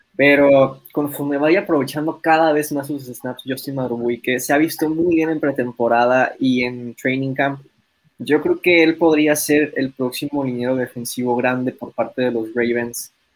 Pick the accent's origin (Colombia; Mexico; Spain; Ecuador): Mexico; nosotros siendo mexicanos